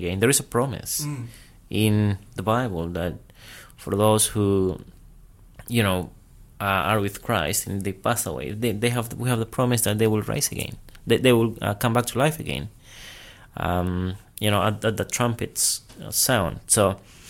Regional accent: Peru; moved away as an adult; now in Australia; I'm from Peru, South America. I came here to Australia when I was 19.

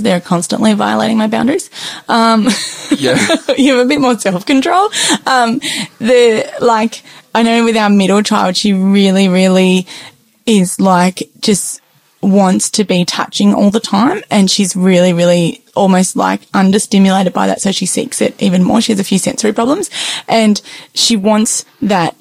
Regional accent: Tasmania, Australia; I grew up in Tasmania

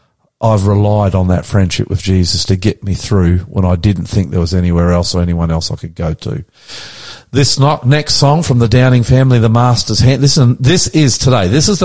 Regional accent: Brisbane, Queensland, Australia; We're both from Brisbane, I think.

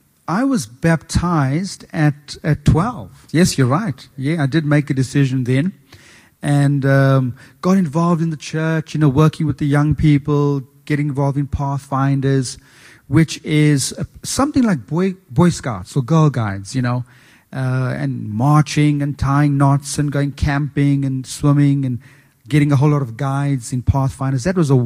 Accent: South Africa; moved away as an adult; also born or lived in Asia / New Zealand; now in New South Wales, Australia; I'm originally from South Africa. I was born there and spent much of my schooling there. And I've traveled to a couple of different places after South Africa. I worked in Asia. I worked in New Zealand.

